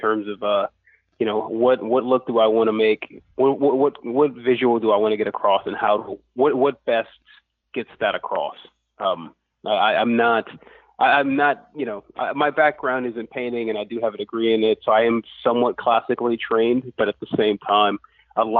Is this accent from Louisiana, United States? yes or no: yes; Lafayette, Louisiana, United States; I'm from Lafayette, Louisiana, which it doesn't – it has a bit of a comic scene now, but back then in the 80s